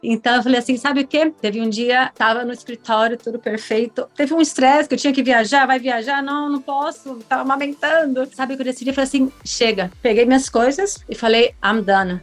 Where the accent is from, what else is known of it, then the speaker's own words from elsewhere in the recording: Brazil; now in Miami, United States; como uma boa brasileira